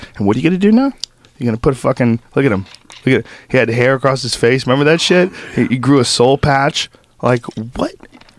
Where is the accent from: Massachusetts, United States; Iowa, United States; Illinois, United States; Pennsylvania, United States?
Massachusetts, United States; Newton; also born or lived in New Jersey / San Francisco / Florida / New York; Newton. Well, that's where I went to high school. Right. I was born in New Jersey. I grew up kind of all over the country.